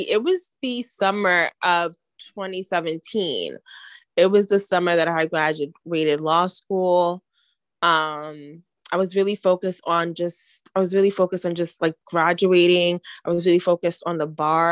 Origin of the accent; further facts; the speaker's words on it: New York, United States; I'm from New York, so like curse words curse words are my second language